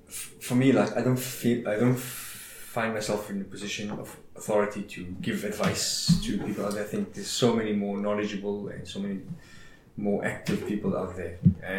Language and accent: English; South Africa; Not bigger than South Africa. I'm bigger than just being South African. Universal.